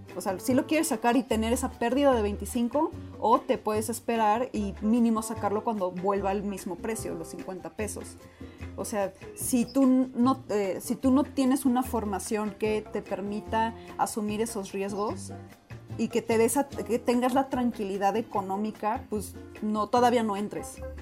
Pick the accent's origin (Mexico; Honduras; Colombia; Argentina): Mexico; por qué nací en México